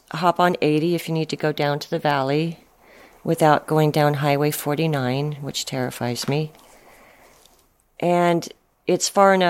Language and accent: English; Saratoga, California, United States; my childhood growing up in Saratoga, which is a small village on the other side of the Santa Cruz Mountains